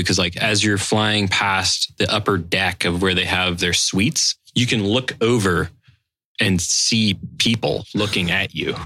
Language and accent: English; Los Angeles, California, United States; I'm from Los Angeles